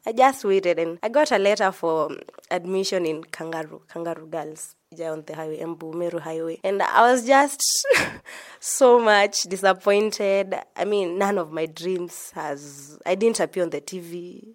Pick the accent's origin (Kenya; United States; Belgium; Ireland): Kenya; Embu County; also born or lived in Machakos County; I'm from Embu County, but originally it is Matapos County